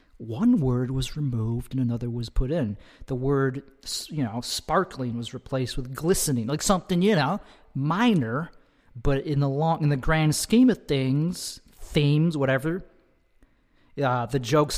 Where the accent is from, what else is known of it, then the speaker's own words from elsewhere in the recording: Chicago, Illinois, United States; I'm from Chicago. Chicago. That's where I'm from. I'm from the suburbs of Chicago.